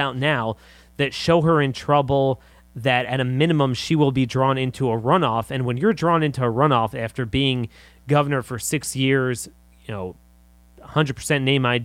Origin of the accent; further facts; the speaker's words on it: Maryland, United States; I'm from Maryland